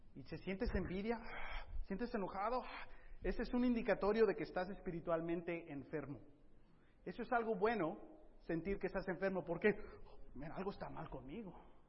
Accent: United States; I'm an American.

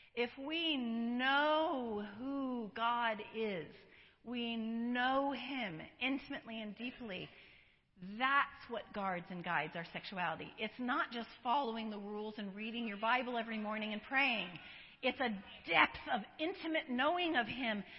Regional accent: Colorado, United States; now in San Diego, United States; I live in San Diego. I was born in, uh, not born, but I was raised in Colorado.

